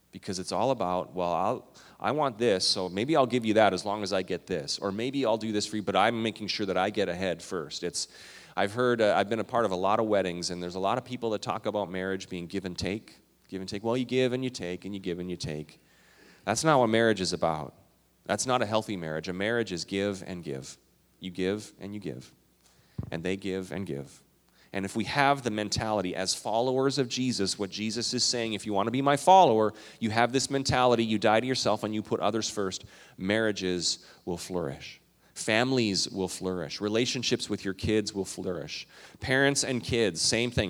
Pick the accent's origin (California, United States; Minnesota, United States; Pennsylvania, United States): Minnesota, United States; also born or lived in Canada; I'm Minnesotan and Canadian